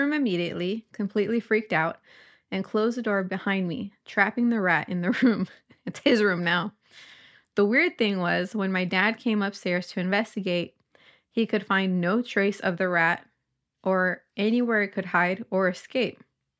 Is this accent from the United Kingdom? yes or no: yes; Northern Ireland, United Kingdom; I'm from Northern Ireland.